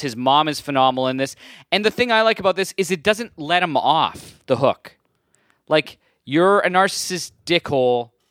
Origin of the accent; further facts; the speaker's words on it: Burlington, Ontario, Canada; I grew up in Burlington